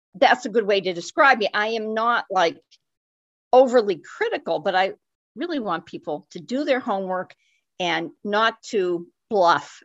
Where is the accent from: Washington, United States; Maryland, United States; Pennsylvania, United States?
Pennsylvania, United States; Erie; also born or lived in Glens Falls, New York / Milwaukee / Battle Creek, Michigan / Fort Wayne, Indiana; I was uh, lived my most of my young life in Erie, even though I was born in Glens Falls, New York. My parents moved back to Erie when I was six months old